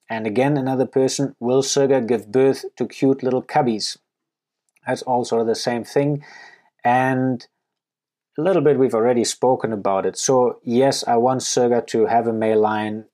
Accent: Germany; moved away as an adult; also born or lived in Namibia / Canada; now in Botswana; I grew up and went to school in Germany

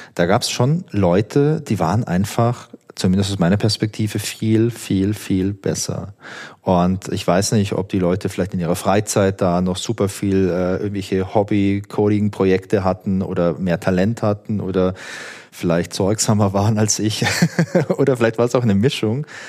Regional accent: Southern Germany, Germany; Und ich komme ja aus Süddeutschland

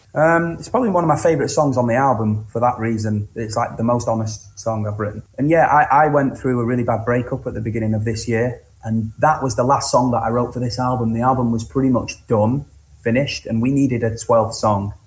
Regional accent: Cleveleys, North West England, United Kingdom; I grew up on the outskirts of Blackpool in a, in a small town, uh, in a small like neighbouring village town place called Cleveleys

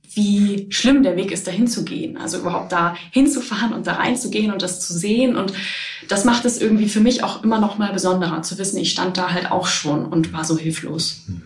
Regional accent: Germany; also ich komme halt aus der Nähe von, von Bremen

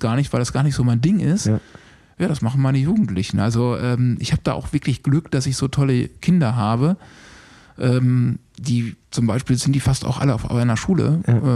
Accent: Bielefeld, North Rhine-Westphalia, Germany; now in Unna, Germany; diese Bielefelder Truppe, wo ich groß geworden bin

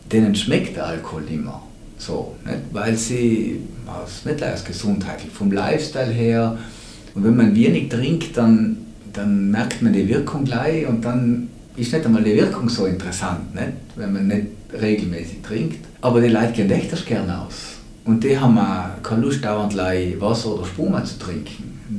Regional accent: Trentino-Alto Adige, Italy; gerade bei uns in Südtirol noch irgendwo

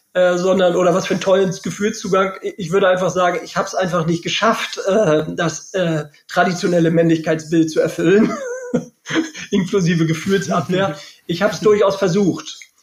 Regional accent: Lübeck, Schleswig-Holstein, Germany; moved away as an adult; now in Bielefeld, Germany; bin ja auch gebürtiger Lübecker

